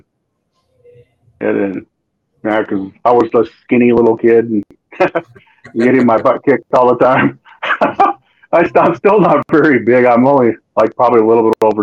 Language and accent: English; Los Angeles, California, United States; moved away; also born or lived in Azusa, California; I was born